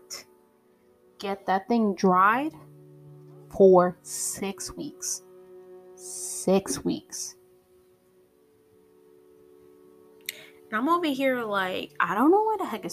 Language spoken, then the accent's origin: English; a Tri-City area in an East Coast state, United States; I lived in the same area my whole life, the same Tri-City area my whole life, my hometown that I was living in before, my whole life